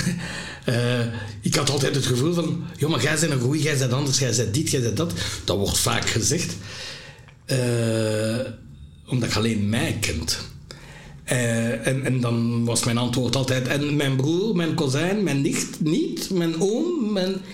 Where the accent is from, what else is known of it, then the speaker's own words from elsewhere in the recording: Lembeek, Flanders, Belgium; also born or lived in Burundi; in Lembeek zat bij mijn pleegouders